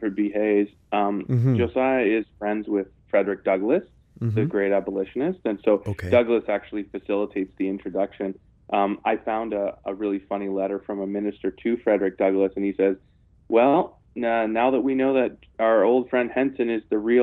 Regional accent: Canada; I'm actually Canadian.

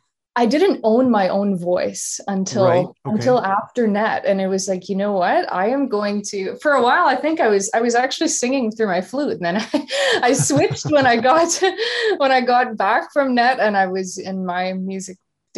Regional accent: Winnipeg, Manitoba, Canada; Oh my goodness. Well, home sweet home. We are known for our cold weather here, yeah.

